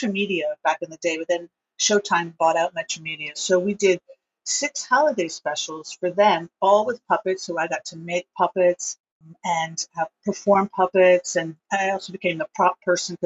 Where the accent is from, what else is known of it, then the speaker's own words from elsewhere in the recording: East Coast, United States; moved away as an adult; also born or lived in Los Angeles; I grew up on the East Coast